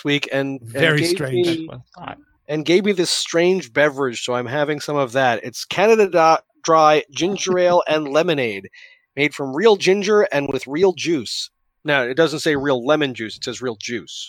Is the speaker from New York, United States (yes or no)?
yes; New York City, New York, United States; I grew up in New York City